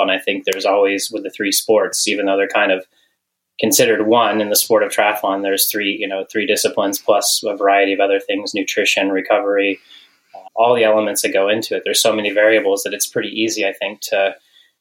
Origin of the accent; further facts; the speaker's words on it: Western Colorado, United States; also born or lived in Missoula, Montana; growing up in Colorado, Western Colorado, with some parents who always had us outside.